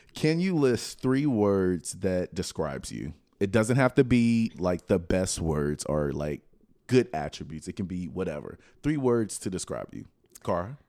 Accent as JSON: {"language": "English", "town": "Lafayette", "region": "Louisiana", "country": "United States", "said": "South Louisiana. From, I'm from Lafayette"}